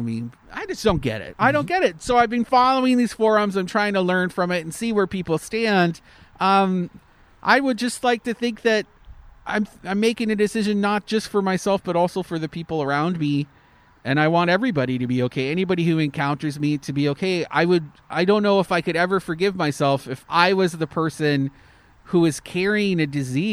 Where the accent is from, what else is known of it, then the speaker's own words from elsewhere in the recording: Canada; now in Florida, United States; as a Canadian